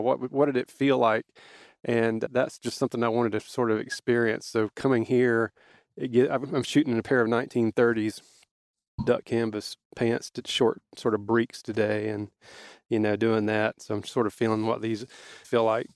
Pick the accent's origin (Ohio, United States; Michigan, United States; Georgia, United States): Georgia, United States; South; we were growing up in South Georgia